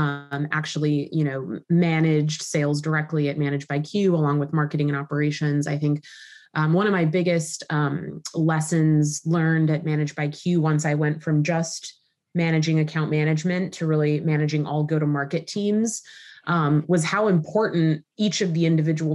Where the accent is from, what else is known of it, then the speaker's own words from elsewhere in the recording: Southern California, United States; moved away as an adult; also born or lived in New York; born and raised in Southern California, moved to New York when I was 19